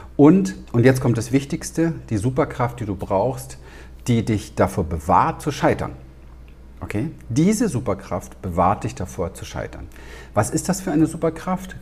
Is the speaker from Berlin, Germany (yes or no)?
yes; Berlin, Germany; Ich bin ja in den Slums dort in Wedding groß geworden